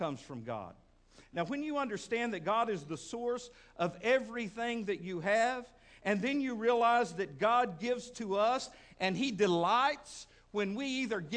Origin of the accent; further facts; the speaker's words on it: Midland, Texas, United States; now in Fort Smith, United States; Back when I was a kid, growing up in Midland, Texas